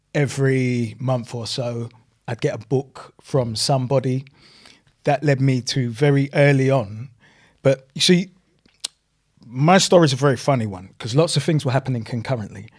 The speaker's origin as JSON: {"language": "English", "region": "London", "country": "United Kingdom", "tie": "born or raised there", "also_born_or_lived": "Kennington, London", "said": "we moved from New Cross to my grandparents' house"}